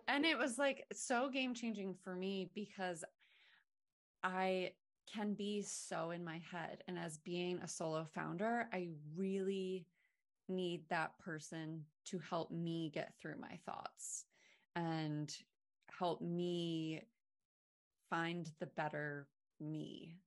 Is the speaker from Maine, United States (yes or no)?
yes; Maine, United States; I'm from Maine